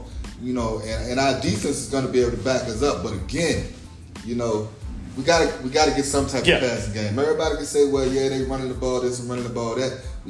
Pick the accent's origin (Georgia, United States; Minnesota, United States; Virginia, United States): Virginia, United States; Essex County; And I'm from Essex County